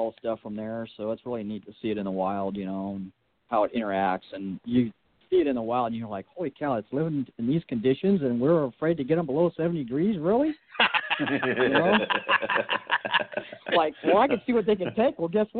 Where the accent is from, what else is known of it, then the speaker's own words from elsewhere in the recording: Southern California, United States; me growing up in Southern California, that stuff's everywhere.